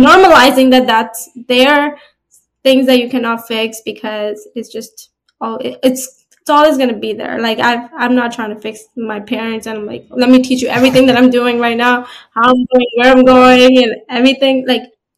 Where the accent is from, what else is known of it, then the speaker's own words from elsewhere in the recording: New Jersey, United States; also born or lived in Florida; I'm from New Jersey.